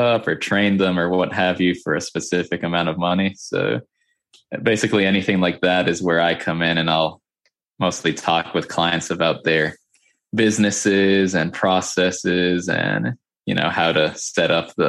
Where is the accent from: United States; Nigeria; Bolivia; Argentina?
United States; Boca Raton, Florida; I live in a city called Boca Raton, which is about an hour north of Miami. I think that's the spot everybody knows in Florida, right? Miami or Orlando. So yeah, I live about an hour north of Miami, lived here my whole life pretty much